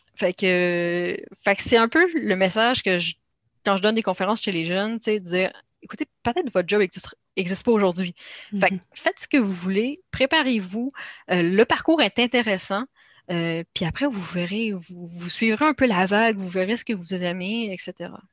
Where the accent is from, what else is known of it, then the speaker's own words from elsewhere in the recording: Canada; accent: Canadian; une femme canadienne, comme on le voit à mon accent